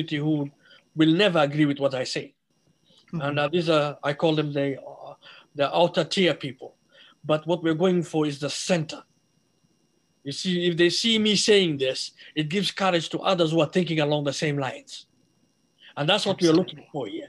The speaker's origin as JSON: {"language": "English", "country": "Somalia", "moved": "yes", "lives_now": "Minnesota, United States", "said": "I'm a Somali"}